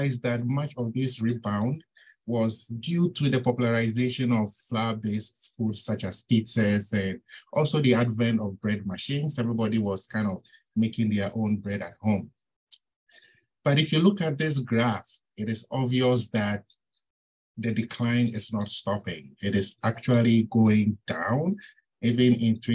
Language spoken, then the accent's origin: English; Ghana; moved away as an adult; also born or lived in Ontario, Canada; now in Minnesota, United States; I'm originally from Ghana. I did my bachelor's and master's at the University of Ghana